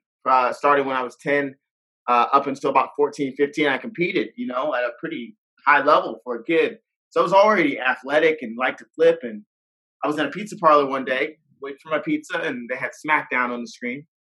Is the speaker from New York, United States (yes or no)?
no; Atlanta, Georgia, United States; From Atlanta, Georgia.